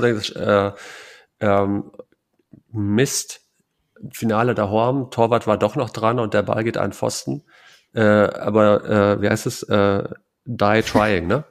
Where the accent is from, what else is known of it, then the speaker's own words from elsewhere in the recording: Münsterland, North Rhine-Westphalia, Germany; ich bin da äh, tief verwurzelt. Ich mag die Menschen, ich mag die Heimat